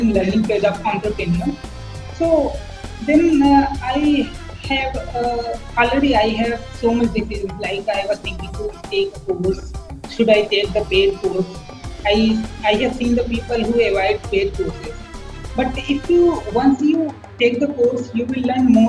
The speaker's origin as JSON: {"language": "English", "country": "India", "said": "I'm from India"}